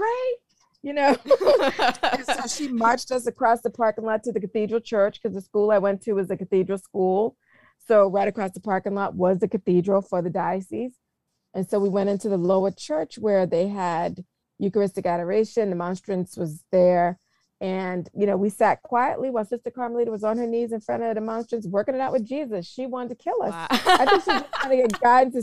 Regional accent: South Carolina, United States; where I'm from in South Carolina

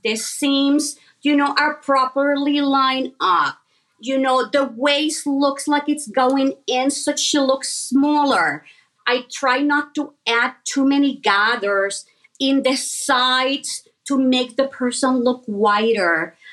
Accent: Puerto Rico; I was born and raised in Puerto Rico.

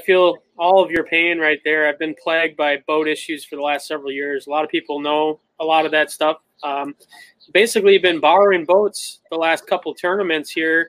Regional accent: La Crosse, Wisconsin, United States; I was born and raised in La Crosse, Wisconsin, and obviously right on the hub of the Mississippi River bass fishing scene.

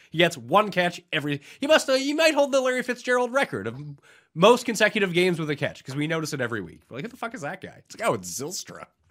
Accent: Canada; being Canadian, ah, it's not really a holiday up here.

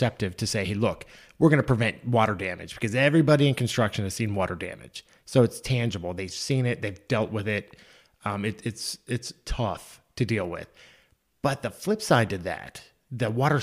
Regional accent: Mount Airy, Maryland, United States; I grew up in Mount Airy, Maryland, in the United States, obviously.

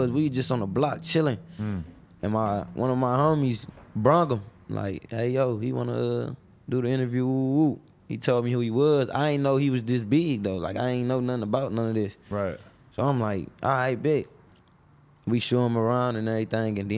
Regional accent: Detroit, Michigan, United States; I'm from West Side … all them from the East. I'm from the West.

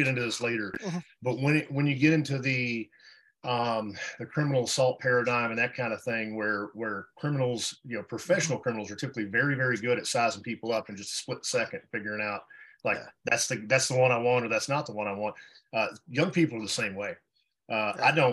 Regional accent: Texas, United States; moved away as an adult; I was born and raised in Texas

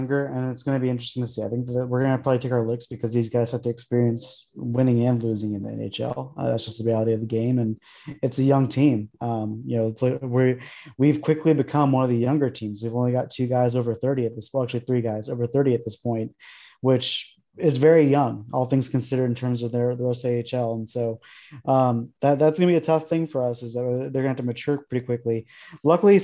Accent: Arizona, United States; I'm from Arizona.

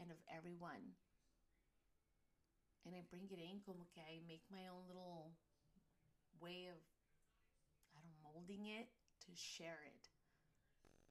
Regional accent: United States; as Chicana and Latina moms

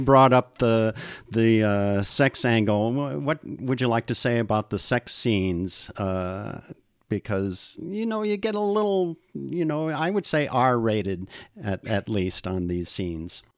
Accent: Seattle, Washington, United States; My hometown, Seattle

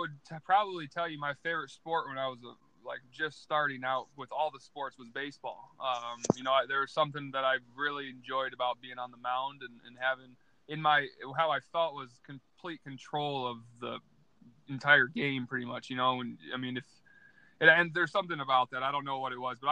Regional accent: Iowa, United States; growing up in Iowa, especially in a small town

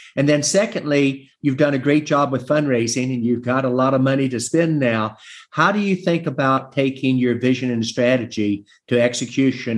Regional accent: West Virginia, United States; in my home state of West Virginia

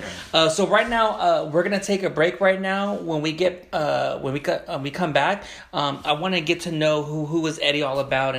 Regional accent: Wilmington, California, United States; I always represent Wilmington.

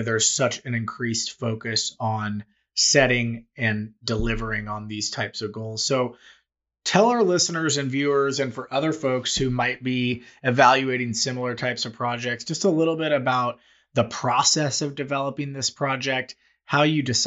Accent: Kansas City, United States; also born or lived in Missouri; born and raised in Kansas City, I've lived in both Kansas and Missouri

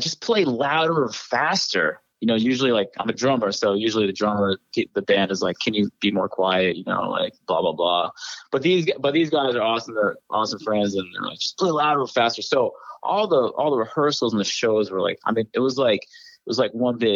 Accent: New Hampshire, United States; moved away; also born or lived in Connecticut / New York; I grew up in New Hampshire, like in the woods

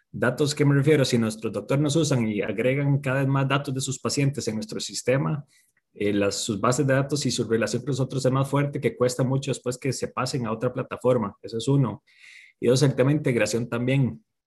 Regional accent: Costa Rica; soy de Costa Rica

